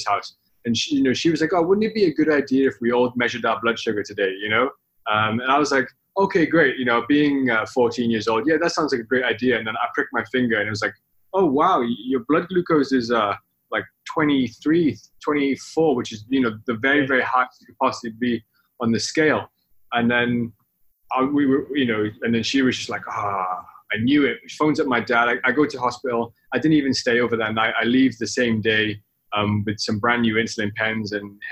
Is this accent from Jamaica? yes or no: no; the Valleys of Wales, United Kingdom; moved away as an adult; now in Hong Kong; when I grew up in Wales, I'm Welsh